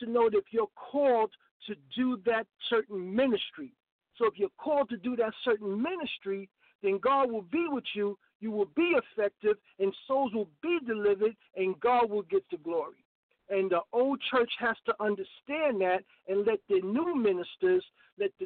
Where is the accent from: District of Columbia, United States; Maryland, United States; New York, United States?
New York, United States; New York City; growing up in the South Bronx, where it was a battle growing up as a teenager and as a young man